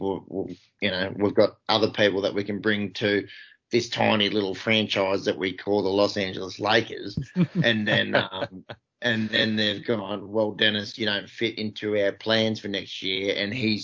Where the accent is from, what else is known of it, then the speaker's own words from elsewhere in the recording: Australia; 30 something year old Australians